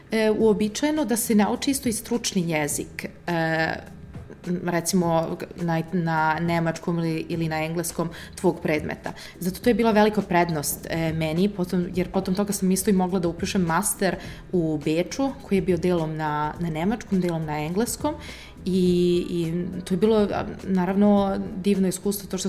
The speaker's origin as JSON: {"language": "Croatian", "country": "Italy", "tie": "born or raised there", "also_born_or_lived": "Serbia / Požarevac, Serbia / Oxford, United Kingdom", "first_language": "Serbian", "moved": "yes", "said": "ja sam rođena u Italiji, da, a, i mama i tata su mi iz Srbije, e, tako da smo mi često leto i uvek dolazili na selo e, ovde kod nas"}